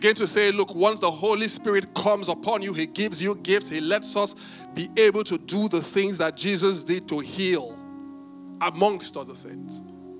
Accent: Benin; When I was growing up, I grew up in Benin

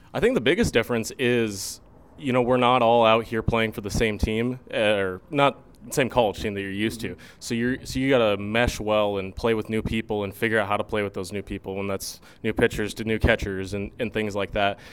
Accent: Arizona, United States; moved away as an adult; now in Fremont, United States; I had spent most of my life growing up in Arizona

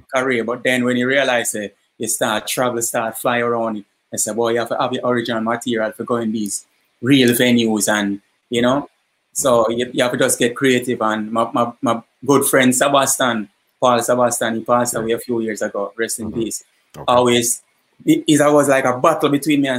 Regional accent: Kingston, Jamaica; also born or lived in Portland, Jamaica; I moved to Kingston like as a toddler. So most of my life is in Eastern Kingston

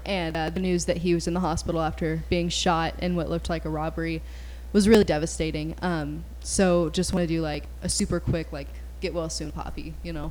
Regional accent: Kansas, United States; we're from Kansas

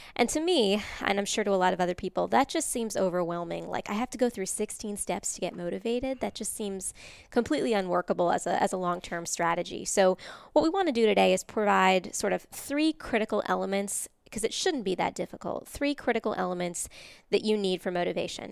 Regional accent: Massachusetts, United States; moved away; I'm from Massachusetts originally, so I'm what they call a masshole in traffic

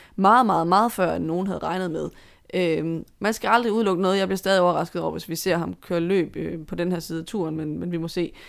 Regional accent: Denmark; som danskere

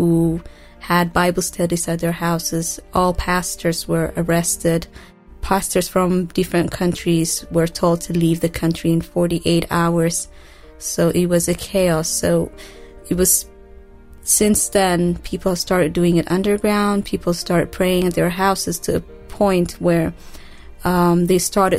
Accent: Ethiopia; also born or lived in Eritrea; now in Kampala, Uganda; I grew up in Ethiopia

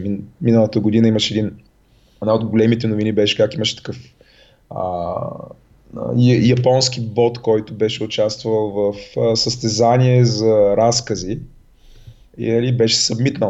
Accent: Razgrad, Razgrad Province, Bulgaria; accent: soft (palatalized) speech; moved away; като дете съм живял в Разград и говоря леко на меко.

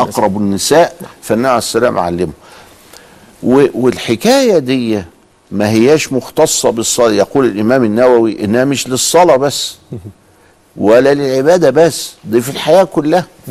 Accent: Egypt; عندنا في مصر

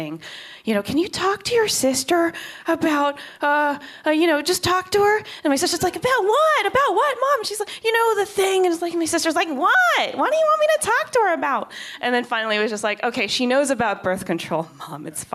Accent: Kansas, United States; moved away; I am from Kansas

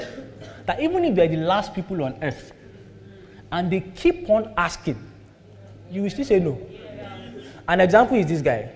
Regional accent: Nigeria; We all grew up in Nigeria

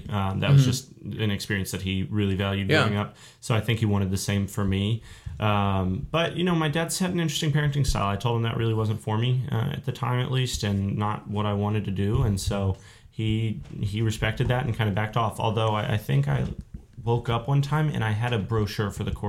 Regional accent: Belton, Texas, United States; also born or lived in Houston, Texas; now in College Station, United States; I was born in Houston, and then I moved to Central Texas when I was pretty young, which is why I know Bobby Bones. I'm from Belton. It's just about 40 miles north of Austin. So right up in that area.

